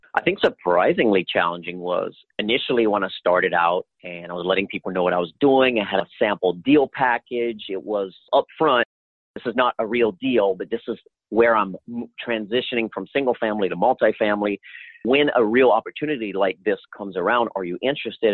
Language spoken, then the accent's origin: English; Louisiana, United States; moved away; I'm originally from Louisiana